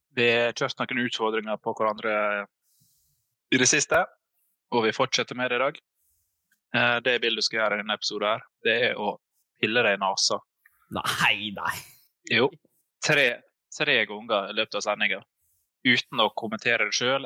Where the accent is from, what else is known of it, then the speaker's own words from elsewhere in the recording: Fosnavåg, Møre og Romsdal, Norway; moved away; jeg var hjemme i Fosnavågen i fem uker.